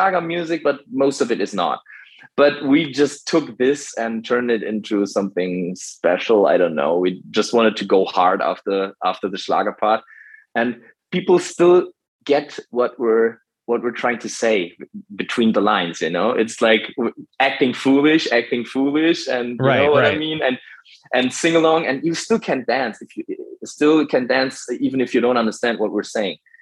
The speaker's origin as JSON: {"language": "English", "town": "Castrop-Rauxel", "region": "North Rhine-Westphalia", "country": "Germany", "tie": "born or raised there", "first_language": "German", "second_language": "English", "said": "We're from Germany and we're patriotic when it comes to our hometown, like Castrop-Rauxel."}